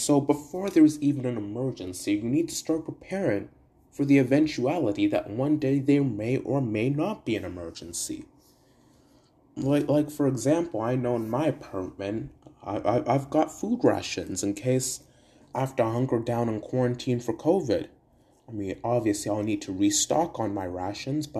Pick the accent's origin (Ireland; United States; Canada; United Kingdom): Canada; Brantford, Ontario; my hometown of Brantford